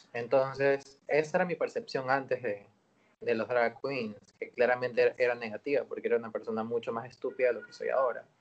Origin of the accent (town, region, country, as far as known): Ecuador